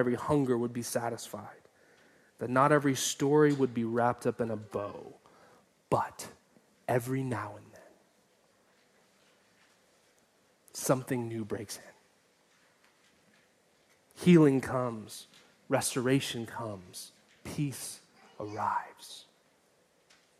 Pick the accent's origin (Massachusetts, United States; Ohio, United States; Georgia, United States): Georgia, United States; Atlanta; moved away; Atlanta, which is my hometown